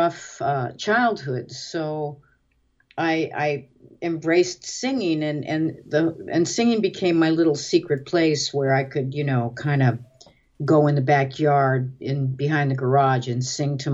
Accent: Cleveland, Ohio, United States; I grew up in Cleveland, Ohio

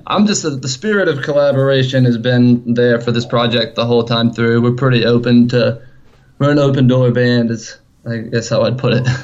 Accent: Columbia, South Carolina, United States; we're actually from Columbia, South Carolina

